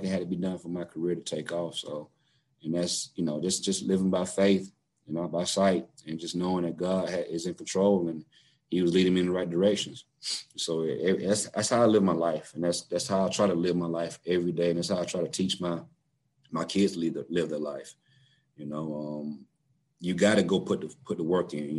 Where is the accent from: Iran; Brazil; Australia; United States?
United States; South Georgia; moved away as an adult; And so I'm from South Georgia myself.